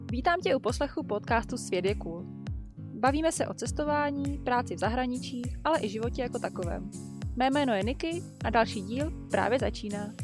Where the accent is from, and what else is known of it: Czechia; now in New Zealand